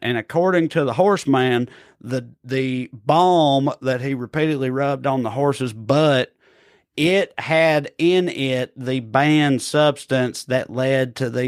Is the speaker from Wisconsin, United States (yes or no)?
no; Tennessee, United States; moved away; my home state of Tennessee